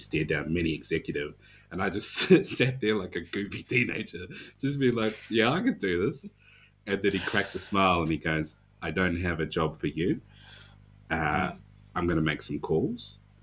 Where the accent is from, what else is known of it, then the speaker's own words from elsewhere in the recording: Dunedin, Otago, New Zealand; my hometown of Dunedin